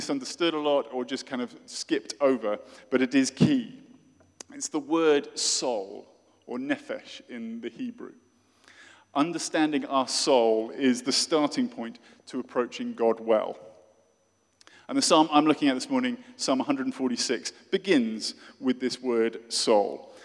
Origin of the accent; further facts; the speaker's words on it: Oxford, South East England, United Kingdom; from my hometown of Oxford in the UK